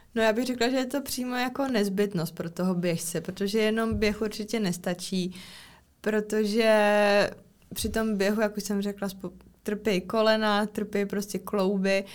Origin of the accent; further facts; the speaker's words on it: Czechia; u nás v České republice